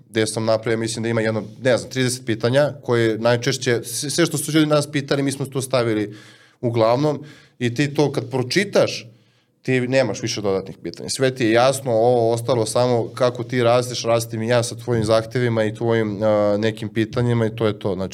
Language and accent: Croatian; Serbia